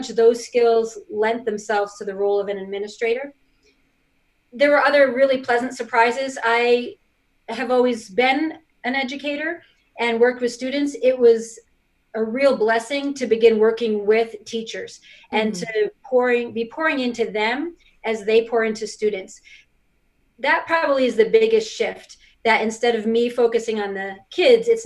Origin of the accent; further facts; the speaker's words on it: New York, United States; moved away as an adult; now in Utah, United States; I was born and raised in New York and moved to Utah probably about 25 years ago